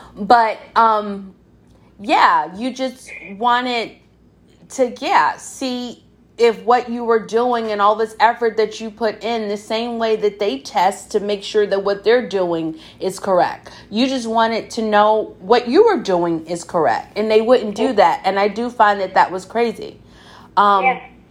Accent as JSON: {"language": "English", "region": "the South", "country": "United States", "said": "I'm from the South"}